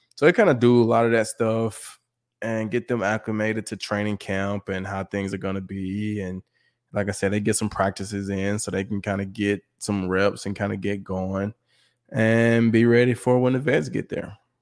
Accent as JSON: {"language": "English", "region": "Mississippi", "country": "United States", "tie": "born or raised there", "also_born_or_lived": "Texas / New Mexico / Detroit", "moved": "yes", "said": "I grew up in Mississippi"}